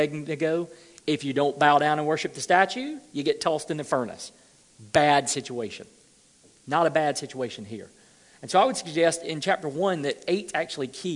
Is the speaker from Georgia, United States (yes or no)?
yes; Georgia, United States; I'm from Georgia